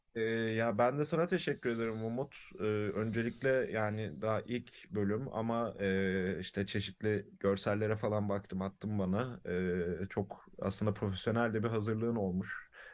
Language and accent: Turkish; Istanbul, Turkey; also born or lived in Karadeniz Ereğli, Turkey; İstanbul'da doğuyorum. Bir yaşında falan Karadeniz Ereli'ye taşınıyoruz. Ee, sonra 7 yaşında da İstanbul'a geri dönüyorum.